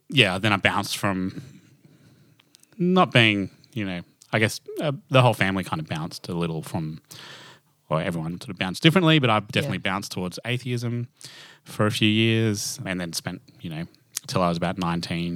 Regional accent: Toowoomba, Queensland, Australia; accent: Australian; I grew up in Toowoomba.

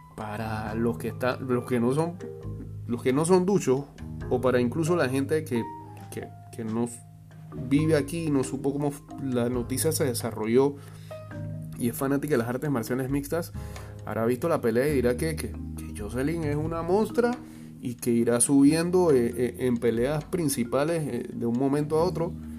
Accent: Panama; somos más del Caribe o del sur que de, Centroamérica

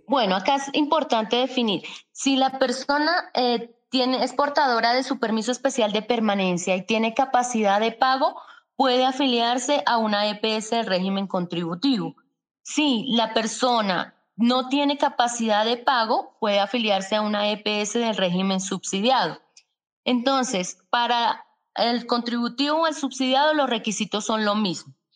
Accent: Colombia

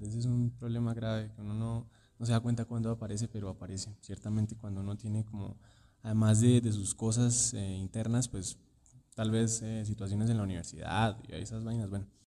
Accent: Cúcuta, Norte de Santander, Colombia; moved away as an adult; now in Bogotá, Colombia; yo vengo de Cúcuta

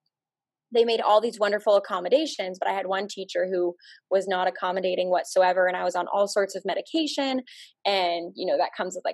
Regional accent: Arizona, United States; moved away; also born or lived in Nebraska; I grew up in Arizona, and I went to the University of Nebraska

